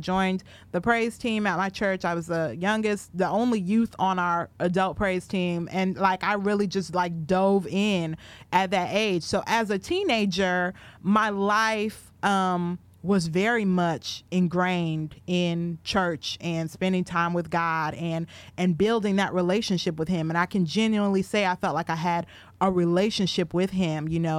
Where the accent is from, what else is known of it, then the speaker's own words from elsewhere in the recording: Richfield, Minnesota, United States; I was raised in Minneapolis, Minnesota, or right outside of Minneapolis, Minnesota, in a town called Richfield. Shout out to my Richfield people that may be watching, Richfield, Minnesota.